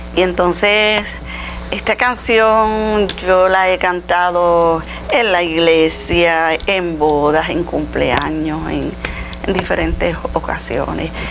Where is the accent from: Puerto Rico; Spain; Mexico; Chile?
Puerto Rico; Utuado; todo lo he hecho aquí, en Utuado